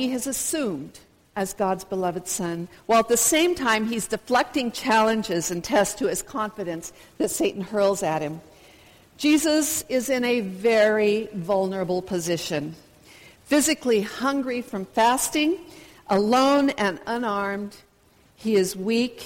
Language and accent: English; United States; moved away; introduce myself as a Baptist missionary, and as an American